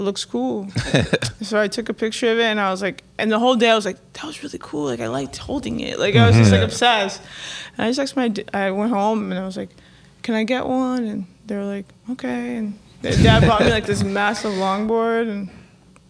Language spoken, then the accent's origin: English; Palm Beach County, Florida, United States; moved away as an adult; also born or lived in Miami, Florida; now in New York, United States; I was born in Miami, Florida, and then my family moved to Palm Beach County, like a little bit more north when I was 4.